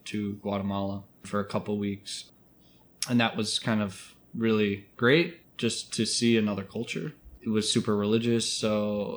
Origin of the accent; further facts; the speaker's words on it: Chicago, Illinois, United States; also born or lived in Asia / South America; now in Oakland, United States; I'm from Chicago, Illinois. I moved out here about 2 years ago